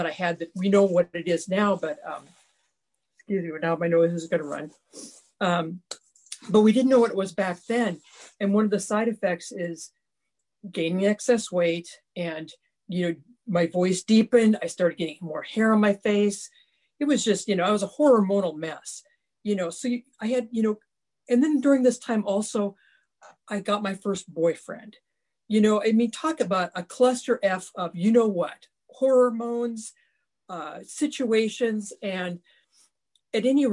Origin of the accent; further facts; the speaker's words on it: Ritzville, Washington, United States; I grew up in Eastern Washington State in a small farming community that had about 1,800 people.